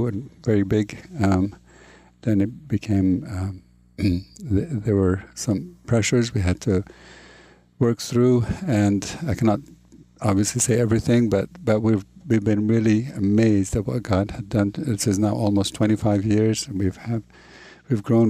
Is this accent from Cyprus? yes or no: no; Jordan; born or raised there